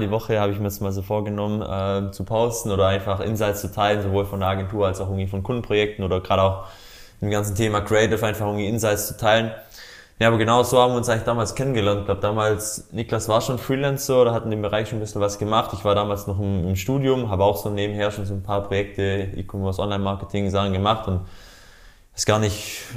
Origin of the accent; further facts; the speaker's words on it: Baden-Württemberg, Germany; Also ich komme aus der Nähe von Ulm, also Süden Deutschlands.